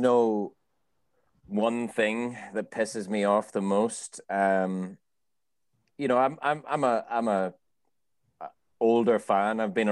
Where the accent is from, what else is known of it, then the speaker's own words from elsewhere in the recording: Ireland; I'm fucking Irish